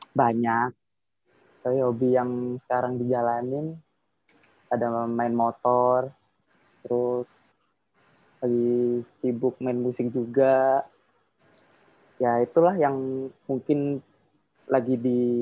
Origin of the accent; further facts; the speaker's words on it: Mojokerto, East Java, Indonesia; Oke, Mas Diva. … asalnya dari Mojokerto.